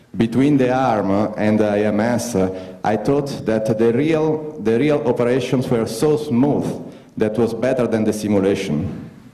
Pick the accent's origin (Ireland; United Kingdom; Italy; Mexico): Italy; English is a second language